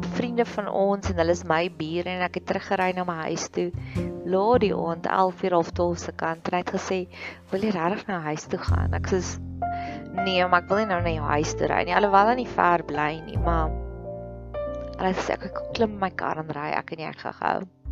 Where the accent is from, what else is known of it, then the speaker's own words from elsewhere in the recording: Free State, South Africa; ek groot geword het in die Vrystaat